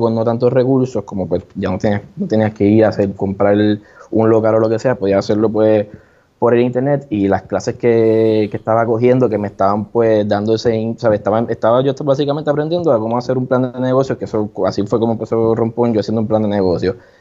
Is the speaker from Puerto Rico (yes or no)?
yes; San Juan, Puerto Rico; also born or lived in Mayagüez; yo soy de acá de San Juan